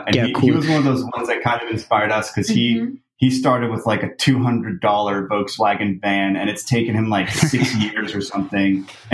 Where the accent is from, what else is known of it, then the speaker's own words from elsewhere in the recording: Canada; moved away; I remember that from growing up in Canada.